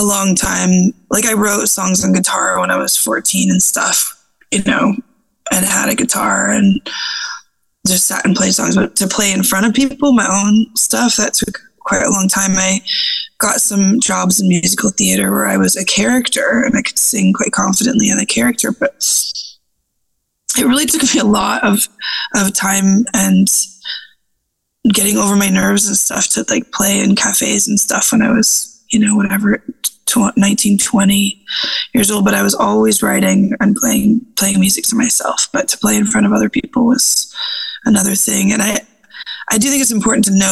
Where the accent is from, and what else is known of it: United States; moved away as an adult; also born or lived in Berlin, Germany; now in Edinburgh, United Kingdom